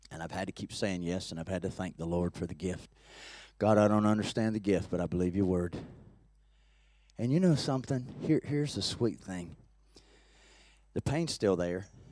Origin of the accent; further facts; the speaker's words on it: Peachtree City, Georgia, United States; by a lake in my hometown, in, in Peachtree City where I live now